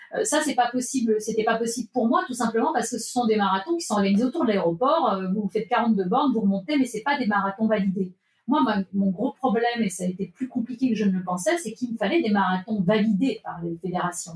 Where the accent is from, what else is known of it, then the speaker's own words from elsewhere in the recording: Nantes, Pays de la Loire, France; Je suis née à Nantes